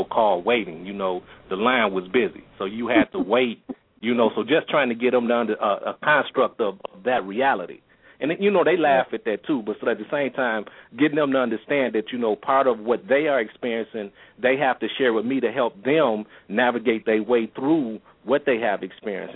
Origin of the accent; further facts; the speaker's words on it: Milwaukee, Wisconsin, United States; I was born and raised here in Milwaukee.